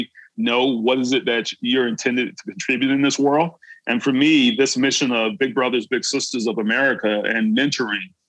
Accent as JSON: {"language": "English", "town": "Brunswick", "region": "Georgia", "country": "United States", "tie": "born or raised there", "said": "my hometown, from Brunswick, Georgia"}